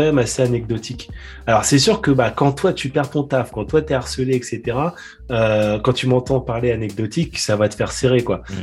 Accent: France; en tant que français

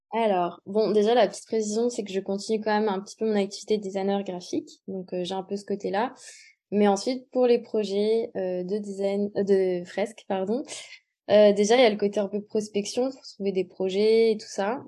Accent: Montpellier, Occitania, France; je suis originaire de Montpellier

